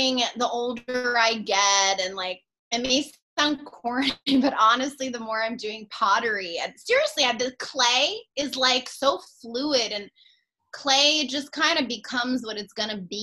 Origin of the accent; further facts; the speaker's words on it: New York City, New York, United States; moved away as an adult; now in Los Angeles, United States; I was born and raised in New York City.